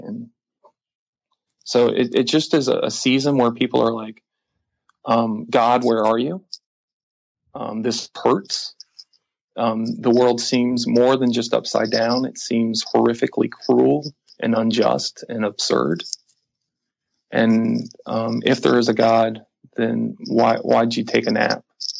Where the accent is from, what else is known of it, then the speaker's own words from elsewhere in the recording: Orlando, Florida, United States; moved away as an adult; now in San Francisco Bay Area, United States; I was born in Orlando, raised there. My high school, Boone High School, is a half mile down the street from Pulse Nightclub.